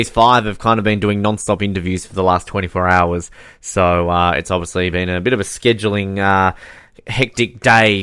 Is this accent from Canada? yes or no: no; Australia; Australians have a different way of playing the game. We're very much more laid back and relaxed